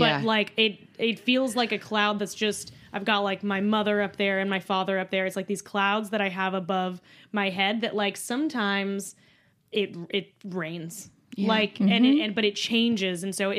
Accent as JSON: {"language": "English", "town": "La Puente", "region": "California", "country": "United States", "said": "I think just hated me purely for being American."}